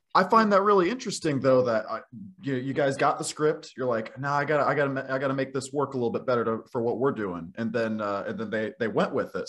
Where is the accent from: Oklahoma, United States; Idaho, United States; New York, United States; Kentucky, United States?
Oklahoma, United States; I love Oklahoma, okay? I've lived here my entire life